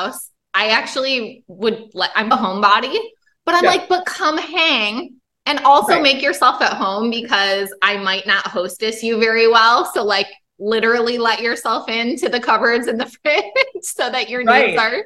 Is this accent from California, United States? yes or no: no; Michigan, United States; I grew up in Michigan.